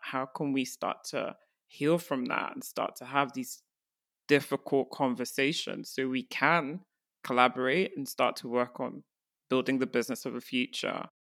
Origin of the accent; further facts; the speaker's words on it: Nigeria; as an African, I'm from Nigeria